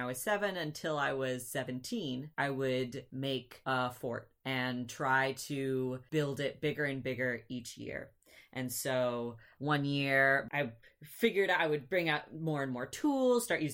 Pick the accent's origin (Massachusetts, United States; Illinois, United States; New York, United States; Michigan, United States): Michigan, United States; also born or lived in Virginia; in Michigan, we grew up in Michigan